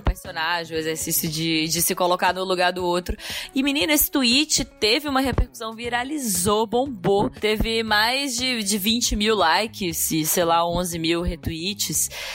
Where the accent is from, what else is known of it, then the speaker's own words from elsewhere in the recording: Brazil; enquanto sendo brasileiro